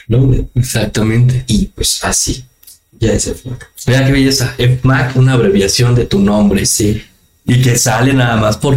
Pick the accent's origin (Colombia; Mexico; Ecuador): Mexico; Y créeme que para nosotros como mexicanos, eh, como país, estamos agradecidos contigo